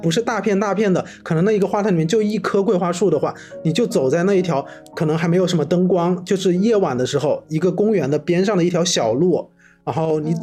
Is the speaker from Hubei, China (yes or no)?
yes; Wuhan, Hubei, China; moved away; 我的老家那边不是我们武汉就是周边都是有汉江的嘛